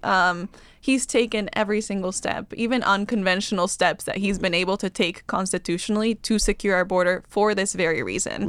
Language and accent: English; Bolivia; also born or lived in California / Washington, D.C.; now in Austin, United States; I grew up in Bolivia